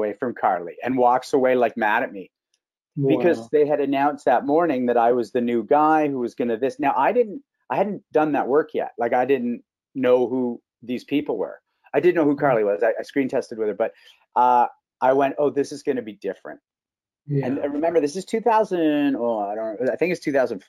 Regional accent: Canada; being a Canadian star

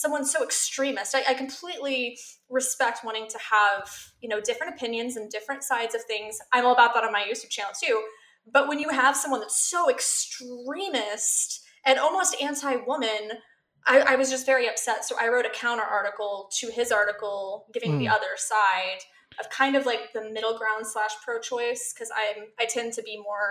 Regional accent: Missouri, United States; I grew up in Bible Belt, Missouri.

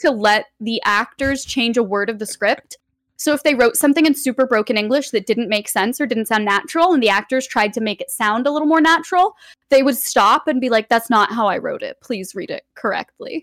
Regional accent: Los Angeles, California, United States; I'm born and raised here. I've lived here for almost twenty-eight years now.

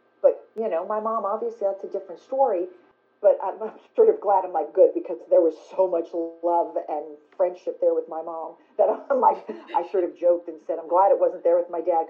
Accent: New York, United States; Like, you have to think of all that as a New Yorker. You know, we're not rich.

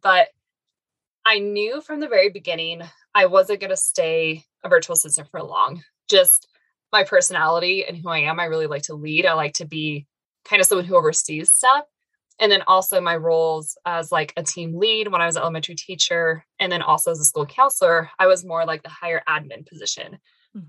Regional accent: Arizona, United States; also born or lived in Northern Colorado; now in Colorado, United States; I originally was born and raised in Arizona, then moved up to Colorado, and I've been here ever since

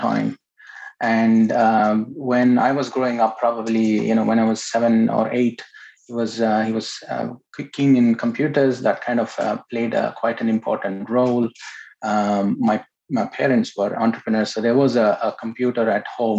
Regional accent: Bangalore, Karnataka, India; I was born in India, in Bangalore.

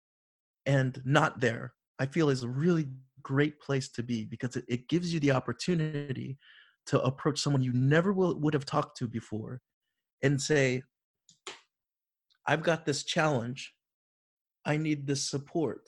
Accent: Florida, United States; growing up in Florida

